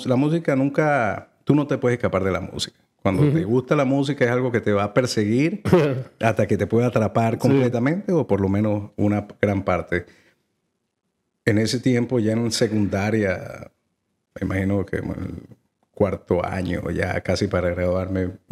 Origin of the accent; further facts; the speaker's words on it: Mérida, Venezuela; yo soy de los Andes de Venezuela, una ciudad que se llama Mérida. Allí nací.